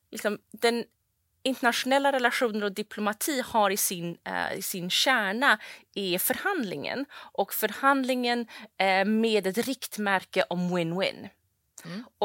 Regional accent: London, United Kingdom; born there; also born or lived in Saudi Arabia; Jag är då född i London och bodde som sagt i, i Saudi som barn.

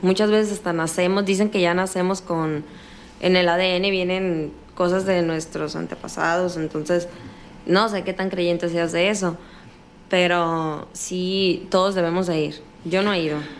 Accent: northern Mexico, Mexico; accent: norteño

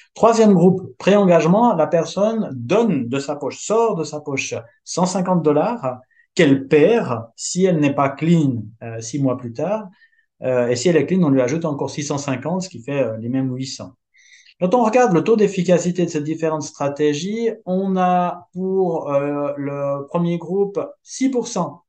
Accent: Switzerland; je suis suisse

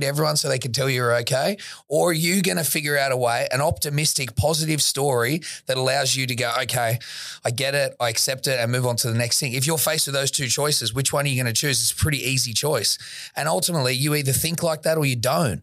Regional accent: Sydney, New South Wales, Australia; I grew up in Woolloomooloo, not when it was how it is now

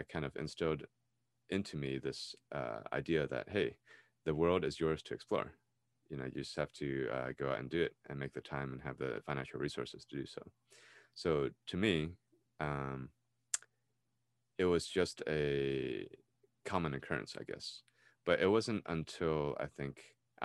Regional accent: United States; I was raised in America, I was born here, I lived here all my life

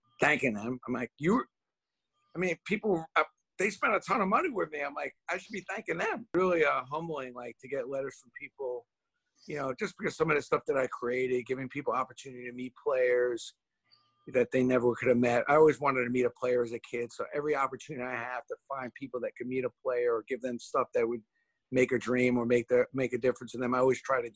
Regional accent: New York City, New York, United States; growing up in Brooklyn

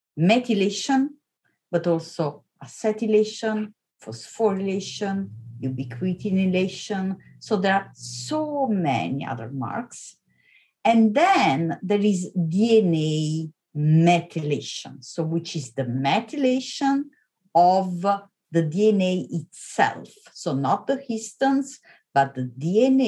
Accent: Italy; moved away as an adult; also born or lived in Vienna, Austria / Oxford, United Kingdom; now in Stanford, United States; I'm Italian. So I come from Italy. I was born and raised in Italy

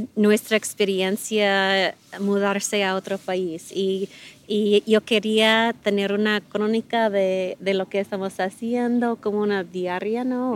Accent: United States; Spanish is a second language; now in Mexico; soy la, única gringa

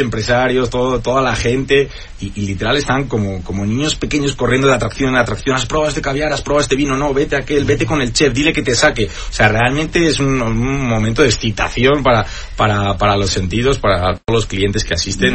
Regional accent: Spain; now in Mexico; Soy muy español

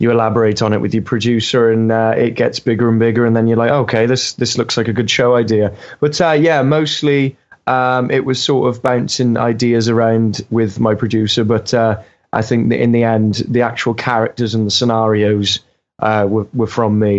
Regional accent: Wales, United Kingdom; As a Welshman

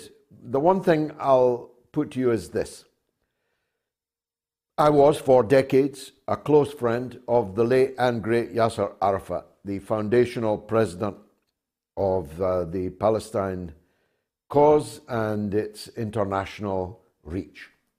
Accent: Scotland, United Kingdom; the difference between my accent and yours between Scotland and London

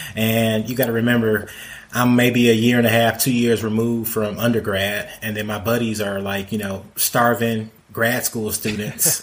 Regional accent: Detroit, Michigan, United States; now in Atlanta, United States; I grew up in Detroit

